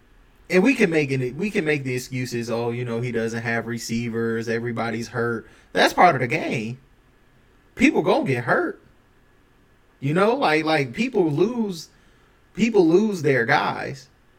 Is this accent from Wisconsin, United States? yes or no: yes; Milwaukee, Wisconsin, United States; I am from Milwaukee